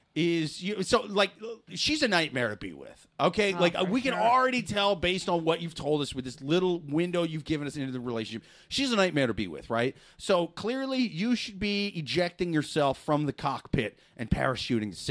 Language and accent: English; Iowa, United States; now in New York, United States; went from New York to my home state of Iowa to get married